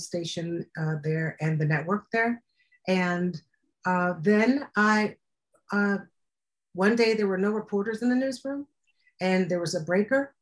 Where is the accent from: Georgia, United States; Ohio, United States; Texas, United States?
Ohio, United States; Cleveland; moved away as an adult; also born or lived in New York / Columbus, Ohio / Chicago; I'm from Cleveland originally